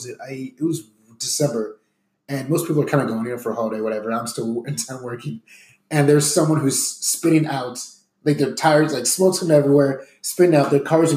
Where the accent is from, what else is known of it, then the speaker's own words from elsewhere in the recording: Northeast, United States; I mean, I'm from the Northeast area. I haven't been back to New York in about 14 years now.